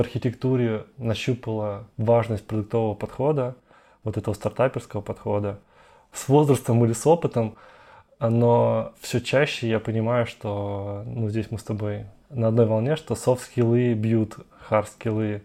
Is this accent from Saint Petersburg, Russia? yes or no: no; Moscow, Russia; moved away as an adult; also born or lived in Brazil / Europe / United States; я из Москвы и большой город